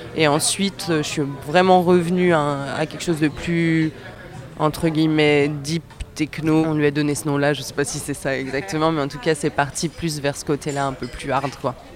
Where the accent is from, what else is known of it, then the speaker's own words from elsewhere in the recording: Annecy, Auvergne-Rhône-Alpes, France; Je suis de Haute-Savoie, mais j'ai quand même pas mal euh, voyagé